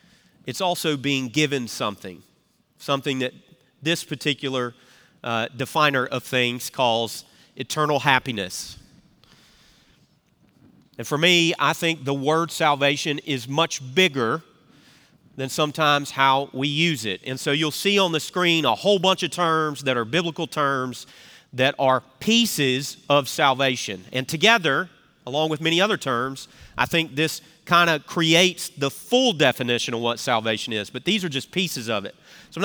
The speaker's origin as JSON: {"language": "English", "region": "the South", "country": "United States", "tie": "born or raised there", "said": "growing up in the South, this word salvation is something we talk about."}